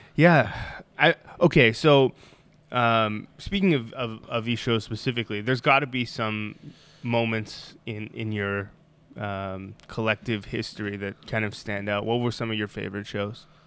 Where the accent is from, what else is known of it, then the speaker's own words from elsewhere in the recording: Toronto, Ontario, Canada; I'm from Toronto too